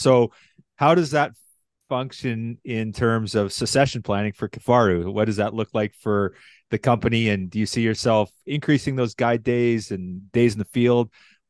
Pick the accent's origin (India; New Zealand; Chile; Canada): Canada; Medicine Hat, Alberta; Oh, that's my hometown.